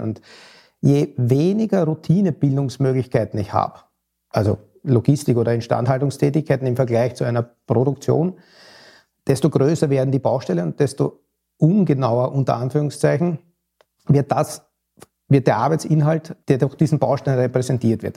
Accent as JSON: {"language": "German", "country": "Austria", "moved": "yes", "lives_now": "Hamburg, Germany", "said": "als Wahlhamburger, als Österreicher"}